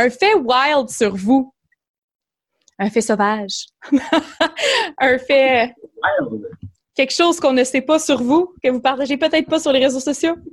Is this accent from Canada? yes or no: yes; Quebec, Canada; Parce que je parlais pas anglais quand je